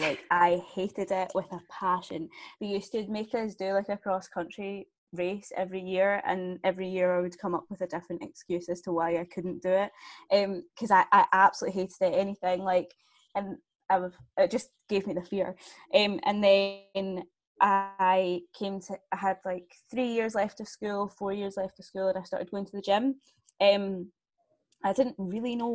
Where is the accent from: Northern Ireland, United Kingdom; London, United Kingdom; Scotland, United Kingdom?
Scotland, United Kingdom; I'm from Scotland. As you can probably tell by the accent.